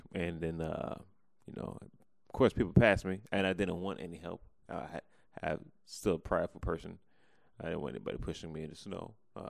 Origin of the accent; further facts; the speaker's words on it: White Plains, New York, United States; White Plains, New York.